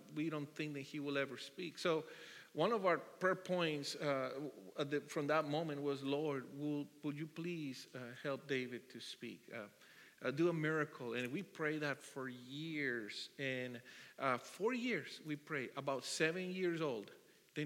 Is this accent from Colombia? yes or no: yes; Bogotá, Colombia; English is a second language; moved away as an adult; also born or lived in Hawaii; now in San Diego, United States; I was born and raised in Colombia. I'm from Bogota in South America. And I came here when I was 24.